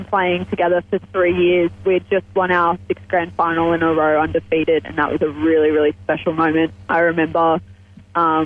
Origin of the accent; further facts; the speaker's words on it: Sydney, New South Wales, Australia; we're a very close-knit group of Shire kids.